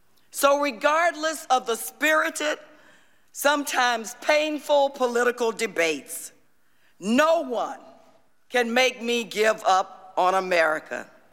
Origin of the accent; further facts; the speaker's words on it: the South, United States; a little black girl, the daughter of a maid and a janitor, growing up in the South in the 60s